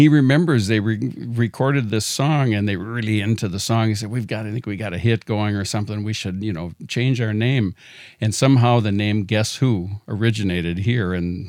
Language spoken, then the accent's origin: English; Farmington, Minnesota, United States; we grew up in Farmington, Minnesota.